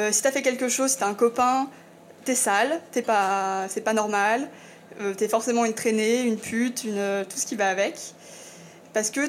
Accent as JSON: {"language": "French", "region": "eastern France", "country": "France", "said": "je viens de l'Est, où euh, pour moi, c'est encore euh, très culturel, ancré, que tout ce qui est misogyne."}